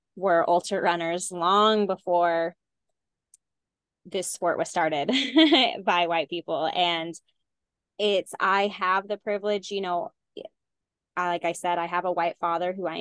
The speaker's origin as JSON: {"language": "English", "region": "Texas", "country": "United States", "tie": "born or raised there", "said": "I grew up in Texas"}